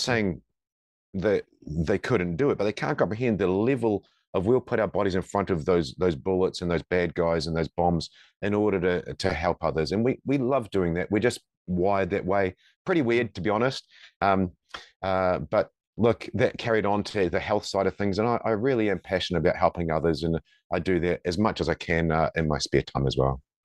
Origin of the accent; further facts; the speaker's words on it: New Zealand; moved away as an adult; now in Perth, Australia; I'm from New Zealand, and, uh, when I was in the Special Forces, the th, four of us, including myself, were looking to come and move to Perth